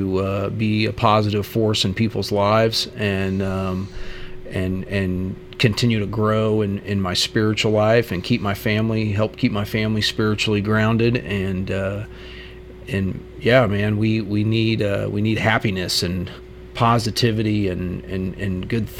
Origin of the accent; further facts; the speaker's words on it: Crawfordsville, Indiana, United States; also born or lived in Los Angeles, California / Atlanta, Georgia; now in Murfreesboro, United States; I was born and raised in a town in Indiana called Crawfordsville, Indiana